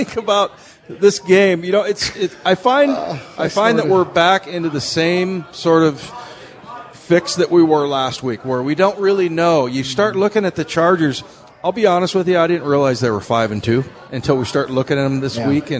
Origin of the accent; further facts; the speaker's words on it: San Diego, California, United States; moved away; I was born in San Diego